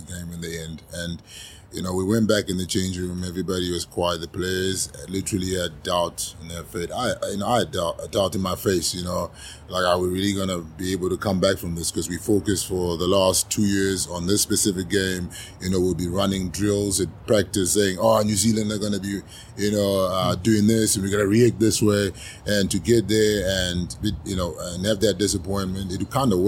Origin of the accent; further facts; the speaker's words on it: Zimbabwe; moved away; also born or lived in South Africa; I was born in Zimbabwe